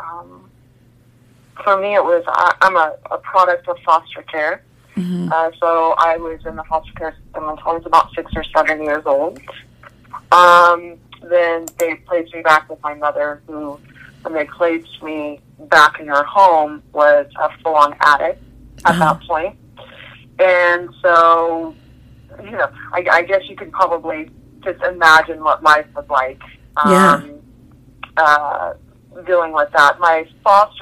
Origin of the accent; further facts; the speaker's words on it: Indiana, United States; moved away as an adult; now in California, United States; I'm from Indiana